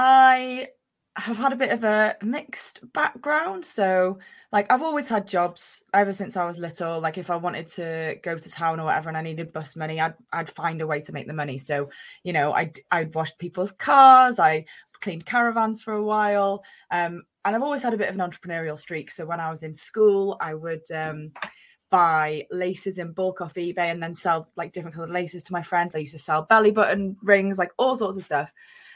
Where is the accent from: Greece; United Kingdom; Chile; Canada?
United Kingdom; Wales; now in Bristol, United Kingdom; Originally, I'm from North Wales, but I live in Bristol these days. So, I've got a bit of a mixed accent, but I am Welsh.